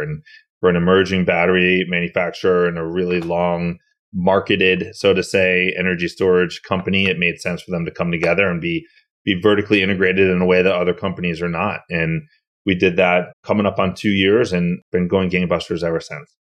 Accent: Massachusetts, United States; I grew up in Massachusetts

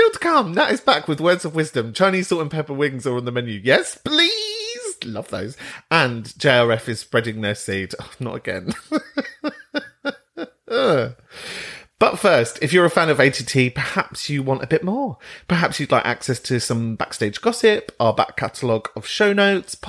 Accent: London, United Kingdom; moved away as an adult; also born or lived in Southend; I'm from Kentish Town

